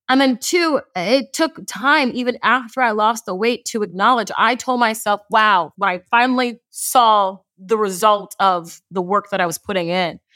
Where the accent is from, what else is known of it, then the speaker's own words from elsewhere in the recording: Houston, Texas, United States; I am from Houston, Texas, but I'm first generation. My parents immigrated here from Nigeria